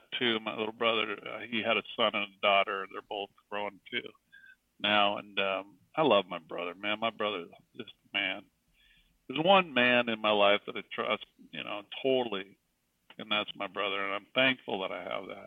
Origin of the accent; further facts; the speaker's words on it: Brownsville, Oregon, United States; also born or lived in San Diego, California; I grew up in Brownsville, Oregon, big town, Brownsville